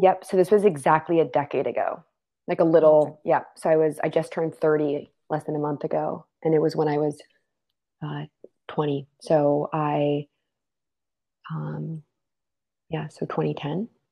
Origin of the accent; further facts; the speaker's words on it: D.C., Maryland suburbs of Washington, United States; I was born and raised right outside of Washington, D.C., in the Maryland suburbs.